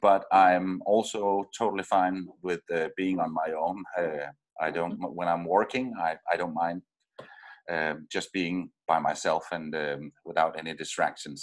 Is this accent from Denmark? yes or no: yes; Denmark; moved away as an adult; I'm from Denmark